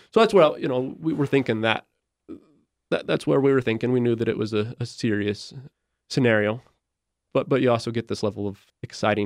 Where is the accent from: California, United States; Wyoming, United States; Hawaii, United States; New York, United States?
Wyoming, United States; Jackson; I'm from Jackson, Wyoming